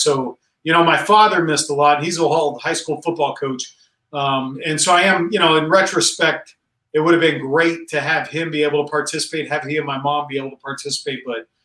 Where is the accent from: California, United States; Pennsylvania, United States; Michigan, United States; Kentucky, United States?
California, United States; Central; when I was 17 years old growing up in Central California